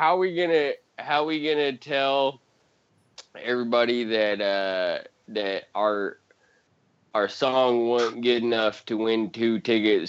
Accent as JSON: {"language": "English", "region": "Montana", "country": "United States", "said": "I'm from Montana"}